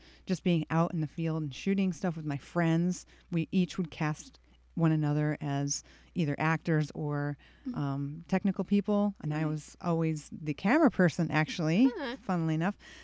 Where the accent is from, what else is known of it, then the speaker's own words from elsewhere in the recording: Victor, New York, United States; I'm from Victor, New York